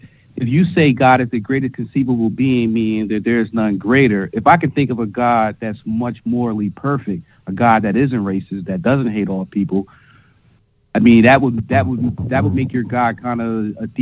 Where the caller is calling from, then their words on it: Philadelphia, Pennsylvania, United States; I'm calling from Philly